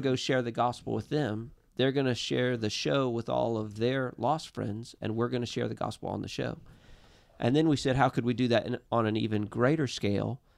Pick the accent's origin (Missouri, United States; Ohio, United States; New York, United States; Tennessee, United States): Missouri, United States; we're from Missouri